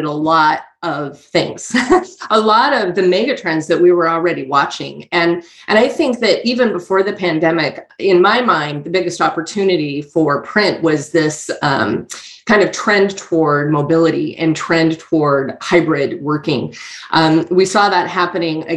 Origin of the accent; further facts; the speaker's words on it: Boise, Idaho, United States; I'm born and raised and based out of Boise, Idaho.